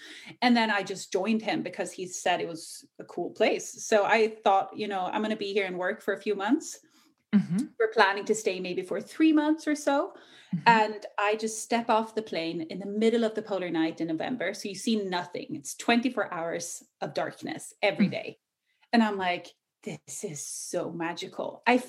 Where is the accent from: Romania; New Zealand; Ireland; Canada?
Ireland; accent: Irish; moved away; also born or lived in Australia / England; I kind of grew up living in Ireland for a few years. So you'll hear a hint of Irish. I actually usually had like a super thick Irish accent, but it faded over the years.